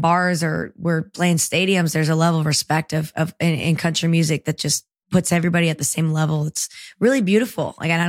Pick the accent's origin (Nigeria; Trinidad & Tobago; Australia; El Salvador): El Salvador; born there; Well, my love for the ocean actually came from where I was born in El Salvador